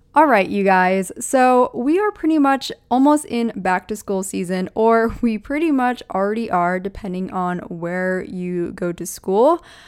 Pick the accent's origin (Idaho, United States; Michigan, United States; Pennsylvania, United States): Pennsylvania, United States; moved away; also born or lived in Southern California; I grew up in Pennsylvania in a four seasons type of climate.